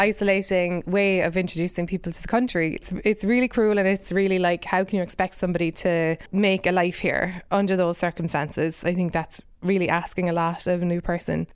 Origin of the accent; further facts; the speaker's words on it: Ireland; moved away as an adult; now in United States; being an immigrant myself, I think 'cause I'm white and I'm Irish